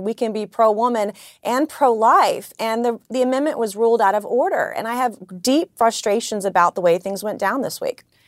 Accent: South Carolina, United States; I come from South Carolina

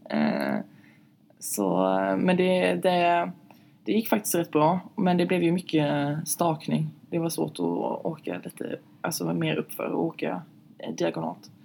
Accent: southern Sweden, Sweden; hemma i södra Sverige

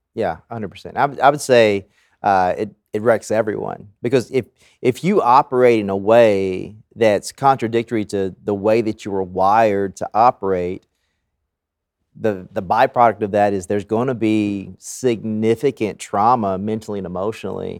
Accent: the South, United States; growing up in the South

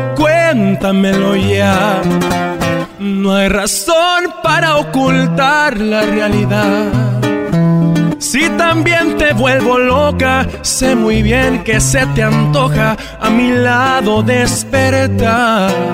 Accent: Los Angeles, California, United States; soy originario de aquí, de Los Ángeles, California

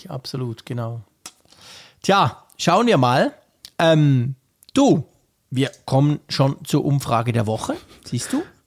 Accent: Switzerland; als Schweizer

